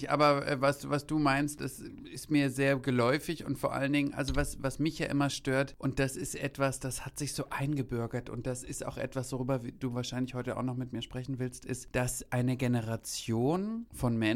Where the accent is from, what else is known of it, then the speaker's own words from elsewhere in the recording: Greece; Ich bin ja Griechin. Das ist bei mir halbe Portion.